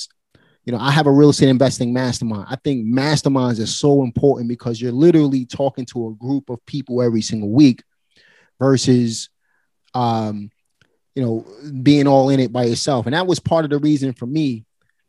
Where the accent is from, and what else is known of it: New York City, New York, United States; born or raised there